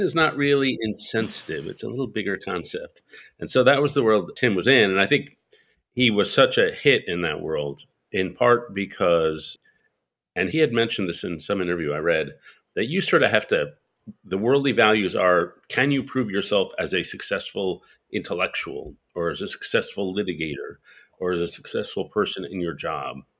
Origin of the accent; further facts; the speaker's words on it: New York City, New York, United States; I'm a New Yorker. I grew up in Greenwich Village in New York, and spent my, most of my life in New York